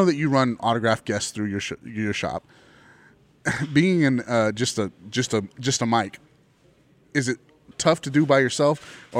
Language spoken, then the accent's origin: English; Texas, United States; as a Texan